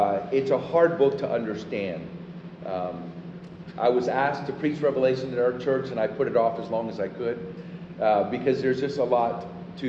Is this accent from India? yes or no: no; Puerto Rico; now in Austin, United States; I'm from Puerto Rico